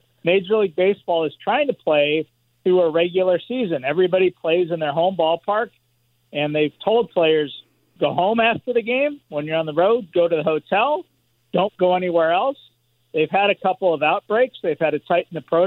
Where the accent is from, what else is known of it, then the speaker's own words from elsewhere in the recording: Los Angeles, California, United States; growing up in Los Angeles